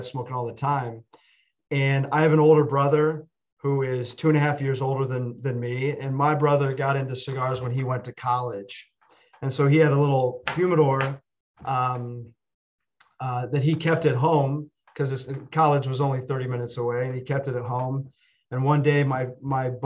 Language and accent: English; Findlay, Ohio, United States; my dad's office growing up in Findlay, Ohio, was on the second floor of a building